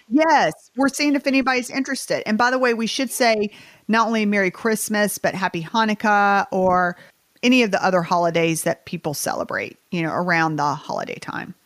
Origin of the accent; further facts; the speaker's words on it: Southern United States, United States; accent: Southern; this is my Southern accent